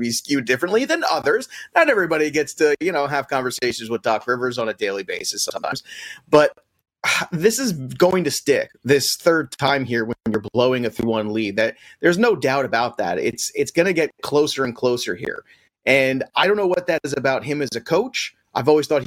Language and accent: English; New York, United States; I'm a New Yorker